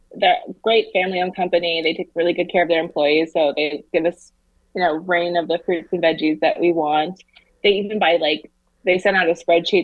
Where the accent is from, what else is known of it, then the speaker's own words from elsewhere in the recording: Arizona, United States; now in Portland, United States; growing up in Arizona, the weather's lovely